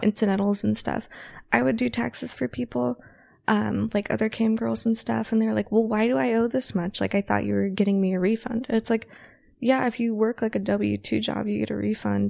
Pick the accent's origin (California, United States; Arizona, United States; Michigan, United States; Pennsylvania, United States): California, United States; north of Sacramento, Northern; also born or lived in San Francisco Bay Area / Los Angeles; now in Las Vegas, United States; I'm originally from Northern California